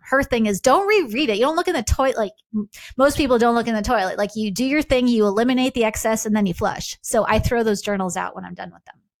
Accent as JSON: {"language": "English", "area": "Long Island", "region": "New York", "country": "United States", "tie": "born or raised there", "said": "I was raised Jewish on Long Island"}